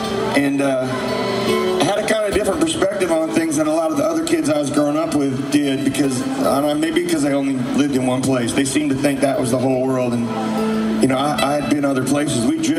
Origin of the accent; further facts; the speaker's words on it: Maryland, United States; born there; also born or lived in Boston / El Paso / California; I grew up all over the country. I was born in Maryland, and we moved up to Boston after a bit.